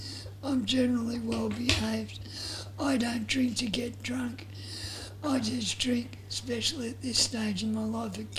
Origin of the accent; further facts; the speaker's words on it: Bentley, Australia; I grew up around Bentley.